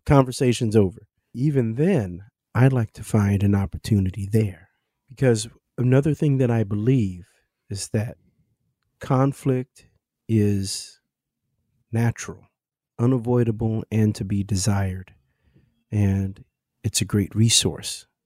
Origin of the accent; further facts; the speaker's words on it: Kansas City, Missouri, United States; also born or lived in Arusha, Tanzania; now in New York City, United States; I grew up in Kansas City, Missouri, and I currently reside in New York City